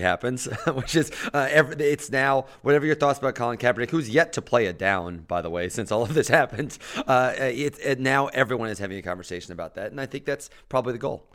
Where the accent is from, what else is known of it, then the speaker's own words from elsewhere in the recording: Mattoon, Illinois, United States; moved away; I'm in Mattoon, Illinois, my, the ho, the small rural Illinois town.